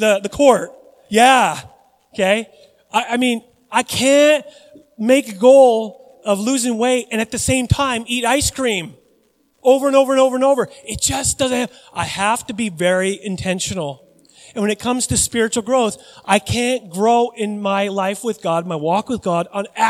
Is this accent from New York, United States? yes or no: no; Puyallup, Washington, United States; moved away; I grew up in Puyallup, Washington